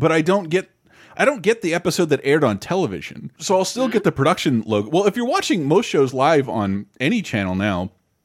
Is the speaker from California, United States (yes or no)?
no; Florida, United States; I grew up in Florida and was obsessed with Disney